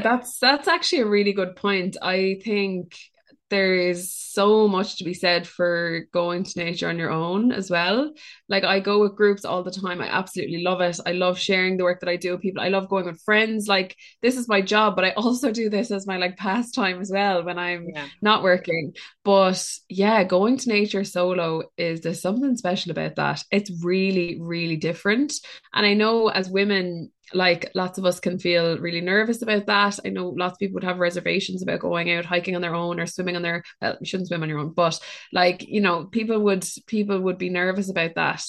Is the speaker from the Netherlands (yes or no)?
no; Ireland; us as Irish people or people who live on Irish land